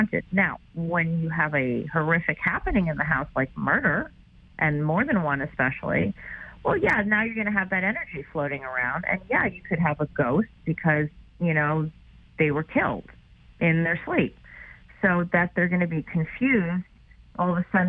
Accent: New York, United States; I'm a New Yorker

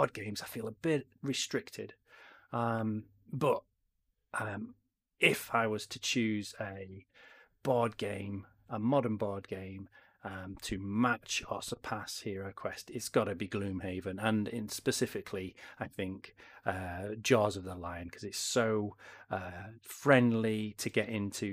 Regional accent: Yorkshire and the Humber, United Kingdom; I'm from Yorkshire

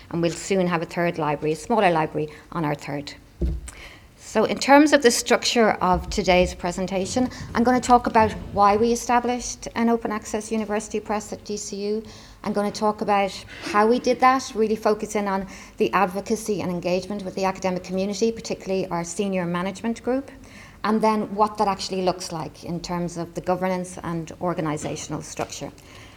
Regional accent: Dublin, Leinster, Ireland; it's in Dublin, my hometown

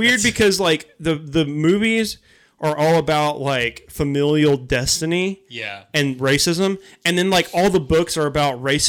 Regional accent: United States; like as American

